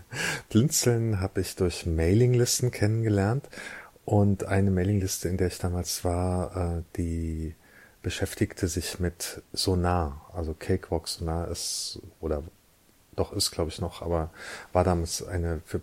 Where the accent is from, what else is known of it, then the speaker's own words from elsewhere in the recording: Eifel, Germany; born there; ich bin 1970 in der Eifel geboren